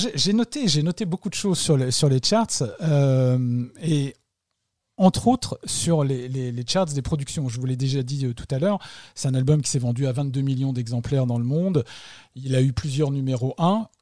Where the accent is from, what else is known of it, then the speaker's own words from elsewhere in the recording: France; nous, en tant que Français